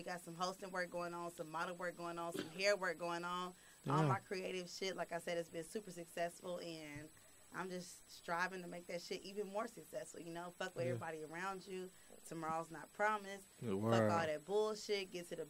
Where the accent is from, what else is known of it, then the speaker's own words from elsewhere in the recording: Kansas City, Missouri, United States; I am the girl from Kansas City, Missouri.